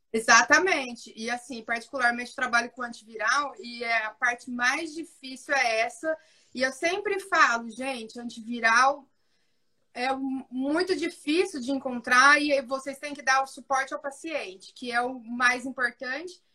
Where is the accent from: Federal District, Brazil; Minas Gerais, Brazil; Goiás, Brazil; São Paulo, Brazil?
São Paulo, Brazil; São José do Rio Preto; sou de São José do Rio Preto